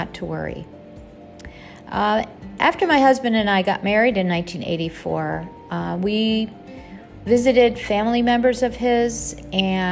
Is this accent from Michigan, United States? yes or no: no; Buffalo, New York, United States; moved away as an adult; now in Kuwait; I grew up in Buffalo, New York, and lived there until I moved to Kuwait in 1984